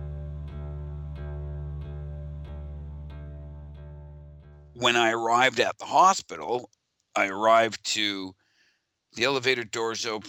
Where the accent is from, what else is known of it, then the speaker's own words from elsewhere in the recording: Ontario, Canada; from Ontario.